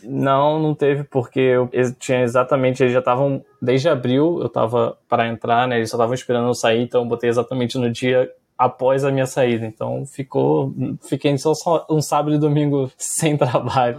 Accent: Rio de Janeiro, Brazil; eu sou do Rio de Janeiro

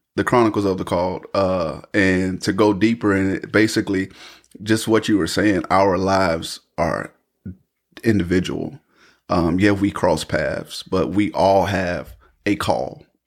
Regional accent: Raeford, North Carolina, United States; born and raised in Rayford, North Carolina. I still reside here in Rayford, North Carolina

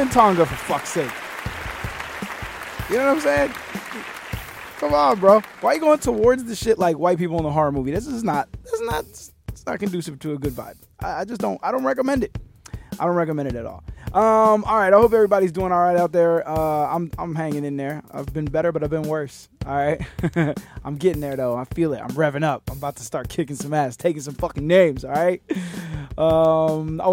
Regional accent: Miami, Florida, United States; I'm from Miami

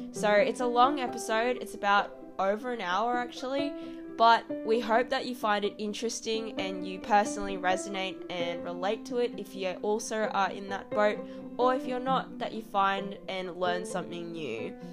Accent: Australia; our experiences growing up

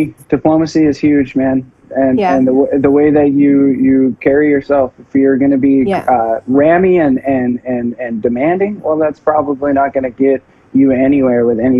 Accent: Whistler, British Columbia, Canada; I grew up in Whistler, though.

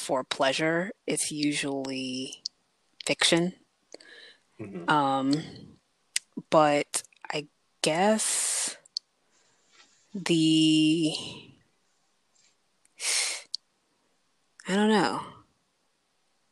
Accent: Prince George's County, Maryland, United States; I'm from Prince George's County

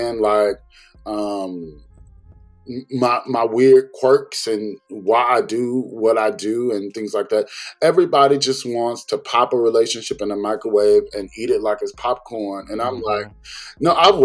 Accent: the South, United States; I'm from the South and we go to places and we do things

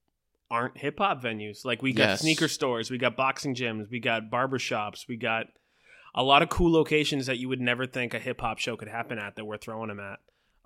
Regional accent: Boston, Massachusetts, United States; I'm a MC from Boston, Massachusetts, and I represent a lot of the older lyrical side of hip hop.

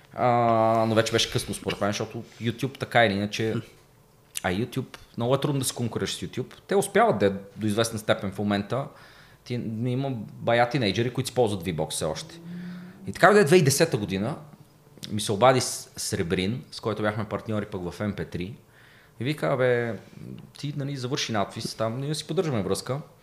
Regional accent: Plovdiv, Plovdiv Province, Bulgaria; аз съм от Плодив, квартал Тракия, доста голям панелен квартал. Та всички от квартала ме знаеха

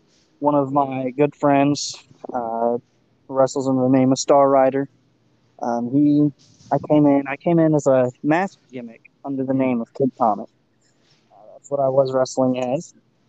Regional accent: Wichita, Kansas, United States; born there; also born or lived in Indiana / Northern Kentucky; now in Texas, United States; So I was born in Kansas. I'd made my way from Kansas to Indiana, and then from Indiana to Northern Kentucky, Cincinnati area.

